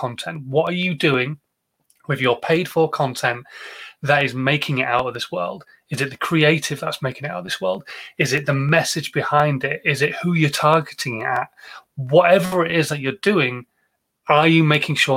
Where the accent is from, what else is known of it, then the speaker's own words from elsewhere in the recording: Yorkshire and the Humber, United Kingdom; I'm a Yorkshireman.